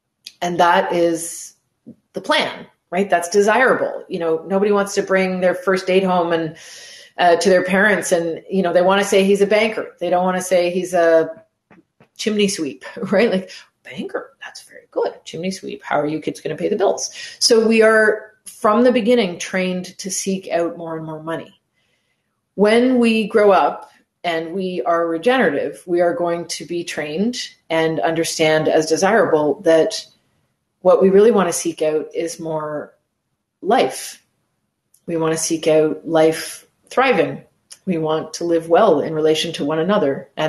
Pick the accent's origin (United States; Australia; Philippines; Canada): Canada; So physically, I'm in Montreal. That's where I live. I'm Canadian, lived in different parts of the world, but this is where I am now.